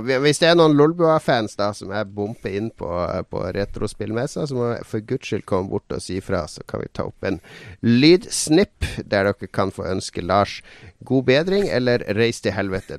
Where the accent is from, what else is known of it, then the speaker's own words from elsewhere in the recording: Harstad, Troms, Norway; vi var hjemme i Harstad hver helg.